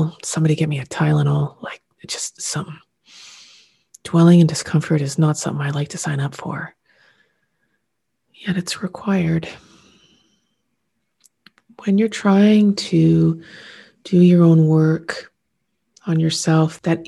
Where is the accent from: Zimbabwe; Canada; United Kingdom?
Canada; being Canadian, in the society in which I live, love, and lead